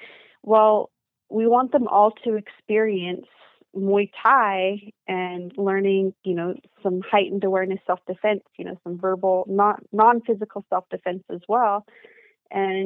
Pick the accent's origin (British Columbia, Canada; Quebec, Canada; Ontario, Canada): British Columbia, Canada; here in my hometown, which is a small country town. And I think we're about 3.5 hours northeast of Vancouver